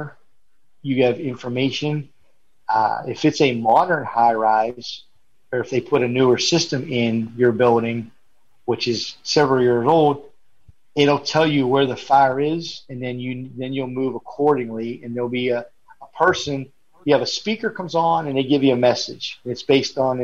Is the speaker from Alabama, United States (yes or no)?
no; Pennsylvania, United States; now in Florida, United States; originally I'm from Pennsylvania